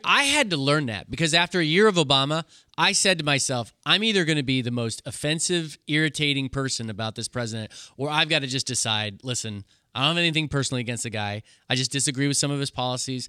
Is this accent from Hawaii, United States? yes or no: no; Kansas, United States; I'm from Kansas